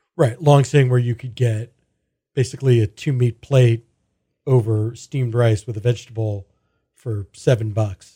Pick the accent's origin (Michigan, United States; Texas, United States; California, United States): Texas, United States; Houston; growing up in Houston in the eighties and nineties